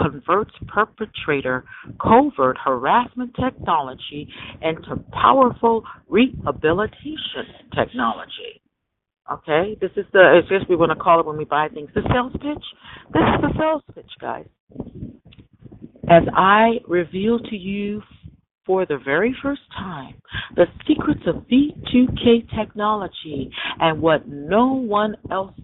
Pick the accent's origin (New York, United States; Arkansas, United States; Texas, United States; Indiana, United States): Indiana, United States; Michigan City; moved away as an adult; also born or lived in Los Angeles, California; about to go back to my hometown where I was born, Michigan City, Indiana